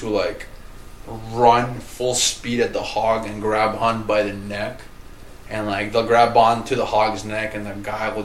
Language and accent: English; New Jersey, United States; I'm from New Jersey